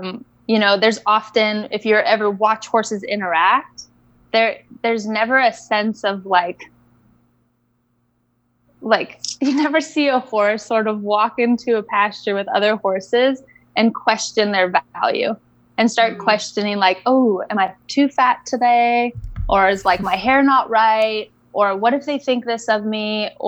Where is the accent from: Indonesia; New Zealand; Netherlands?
Indonesia; Bali; And I grew up in Bali. I grew up in Indonesia.